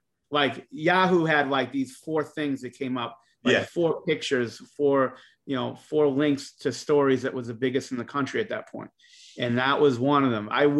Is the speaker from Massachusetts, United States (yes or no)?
yes; Boston, Massachusetts, United States; I'm from Boston.